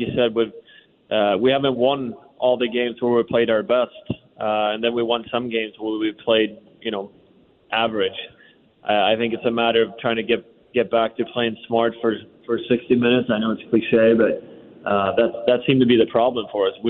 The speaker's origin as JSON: {"language": "English", "country": "Sweden", "tie": "born or raised there", "moved": "yes", "lives_now": "Washington, United States", "said": "growing up in Sweden, no one plays baseball"}